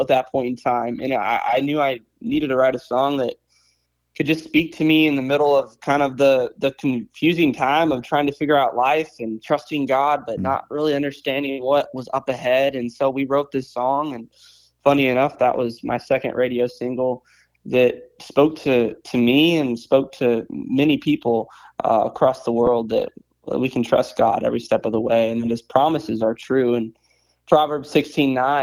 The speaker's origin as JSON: {"language": "English", "town": "Joplin", "region": "Missouri", "country": "United States", "tie": "born or raised there", "said": "I was born in Joplin, Missouri, and I was raised in the church"}